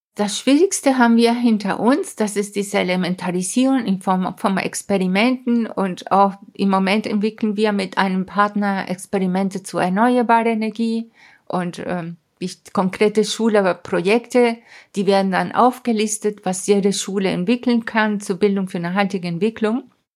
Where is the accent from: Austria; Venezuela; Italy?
Venezuela; Mérida; German is a second language; moved away as an adult; also born or lived in Hamburg, Germany / Caracas, Venezuela / England; now in Munich, Germany; damals in der 11. Klasse in den Anden in Mérida, das ist meine Heimatstadt